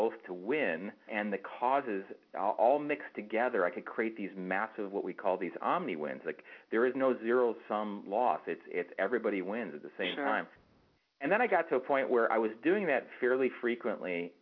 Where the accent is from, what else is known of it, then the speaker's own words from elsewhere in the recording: outside of Detroit, Michigan, United States; I grew up outside of Detroit in a suburban area here